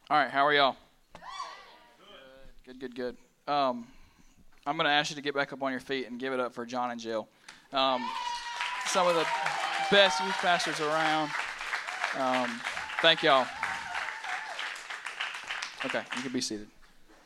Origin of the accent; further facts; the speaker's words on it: Pelzer, South Carolina, United States; I'm from Pelzer, South Carolina, just a little small town